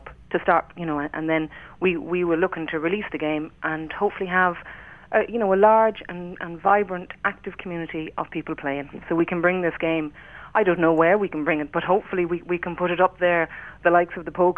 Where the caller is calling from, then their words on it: Sligo, Connacht, Ireland; I'm calling in from Sligo.